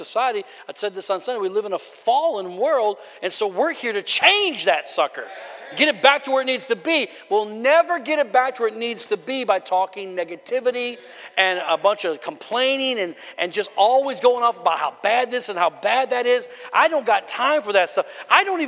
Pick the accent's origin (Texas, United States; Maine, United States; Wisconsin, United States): Wisconsin, United States; I come from Wisconsin